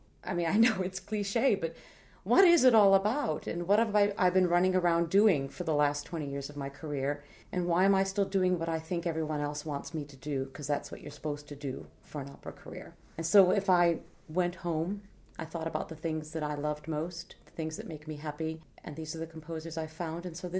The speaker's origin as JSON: {"language": "English", "town": "Carpentersville", "region": "Illinois", "country": "United States", "tie": "born or raised there", "moved": "yes", "said": "Carpentersville is my hometown. My parents moved out there in the mid-50s with my siblings. I was born later in the 60s."}